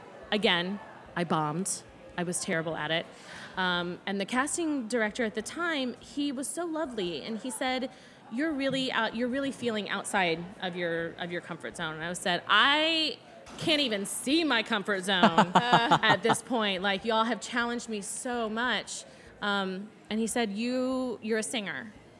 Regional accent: Indiana, United States; I'm originally from Southern Indiana.

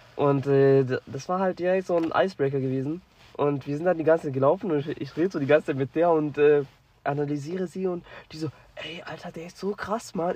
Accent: Germany; ich komme aus Deutschland

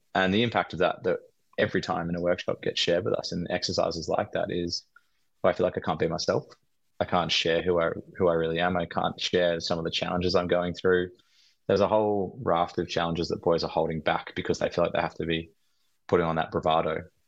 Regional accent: Australia; we're Australian men

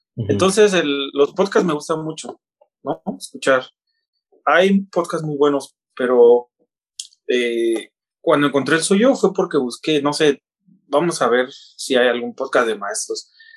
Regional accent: Oaxaca, Mexico; moved away as an adult; now in China; yo nací en, Oaxaca, en una comunidad, una eh, ciudad llamada Oaxaca de León

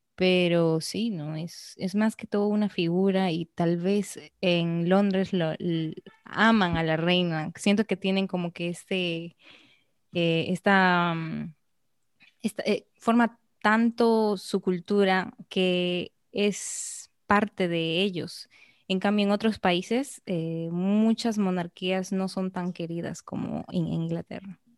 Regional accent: Arequipa, Peru; now in Dominican Republic; yo vengo igual de una ciudad pequeña, Arequipa

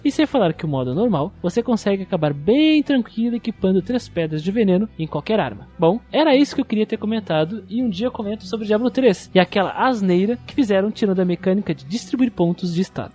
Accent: Rio Grande do Sul, Brazil; Também sou gaúcho

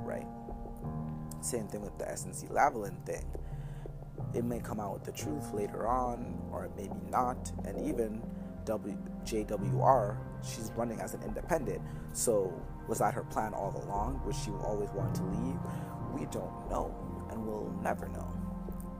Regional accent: Toronto, Ontario, Canada; also born or lived in Jamaica; as a Canadian and as someone that's from the GTA, I have my pride

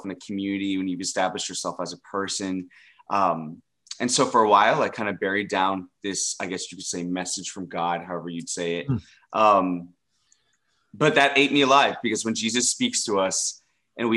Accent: Dallas, Texas, United States; involved in the LGBT plus community here in Dallas, Texas, my hometown

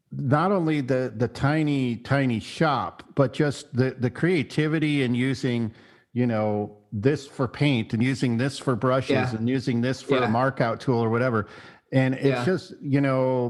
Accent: South Texas, United States; moved away as an adult; also born or lived in Seattle; where I grew up in South Texas

